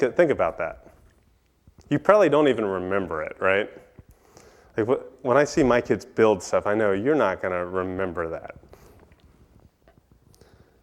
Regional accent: East Coast, United States; moved away; growing up on the East Coast

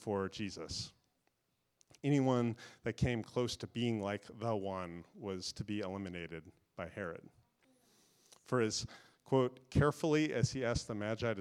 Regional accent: Florida, United States; I grew up in Florida

